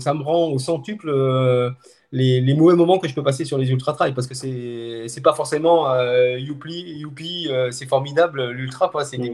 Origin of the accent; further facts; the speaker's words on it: Haute-Savoie, Auvergne-Rhône-Alpes, France; now in Montpellier, France; je suis originaire de Haute-Savoie, mais je vis donc du côté de Montpellier